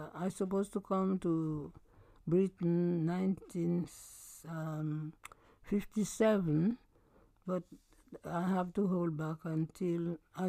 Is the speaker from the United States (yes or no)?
no; St. Lucia; born or raised there; moved away as an adult; now in United Kingdom